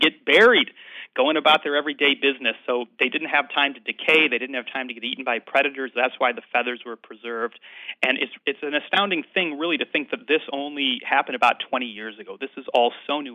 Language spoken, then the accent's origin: English; Chicago, Illinois, United States; moved away as an adult; now in Edinburgh, United Kingdom; I grew up, uh, in the Midwest, in the Chicago area